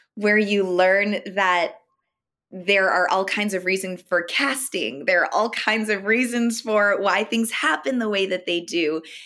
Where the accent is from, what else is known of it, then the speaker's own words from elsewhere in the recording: Elmira, New York, United States; I'm originally from upstate New York, so a little city called Elmira